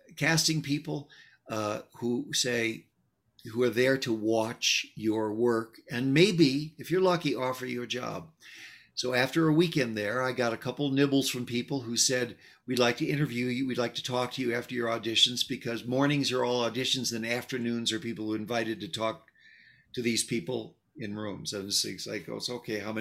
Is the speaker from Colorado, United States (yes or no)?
no; Chicago, Illinois, United States; moved away; Chicago, my hometown